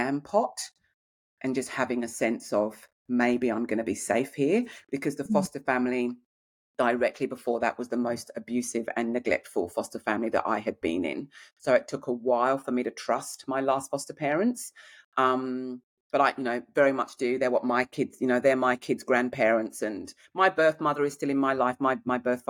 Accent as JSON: {"language": "English", "area": "Kent", "region": "South East England", "country": "United Kingdom", "tie": "born or raised there", "accent": "English", "moved": "as an adult", "lives_now": "Australia", "said": "I grew up in Kent in England."}